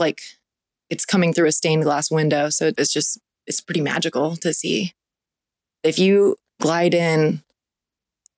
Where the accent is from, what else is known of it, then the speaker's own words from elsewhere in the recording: Southern California, United States; I was born in Southern California, and I have probably not spent more than 30 days away from the water